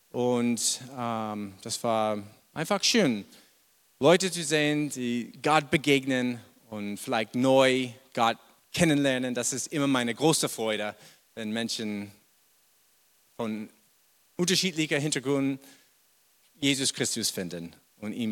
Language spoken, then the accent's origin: German; Boston, Massachusetts, United States; German is a second language; moved away as an adult; now in Germany; vielleicht habt ihr schon bemerkt, ich komme ursprünglich nicht aus Deutschland. Ich bin in Amerika geboren, in Boston. Und ja, habe ich bis mein, weiß es nicht, 30 Jahre da gewohnt.